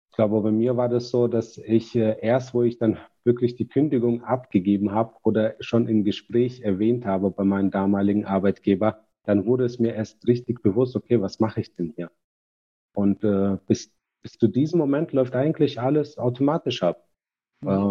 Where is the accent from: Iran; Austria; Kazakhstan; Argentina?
Kazakhstan; now in Germany; Und äh, mein äh, Vater zum Beispiel, wir sind äh, aus Kasachstan nach Deutschland gekommen.